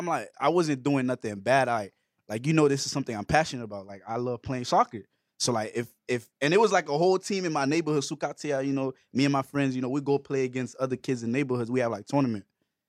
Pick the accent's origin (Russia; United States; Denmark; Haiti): Haiti; growing up in Haiti, you know what I'm saying? There's not really a lot to do, but, like, especially when you're a kid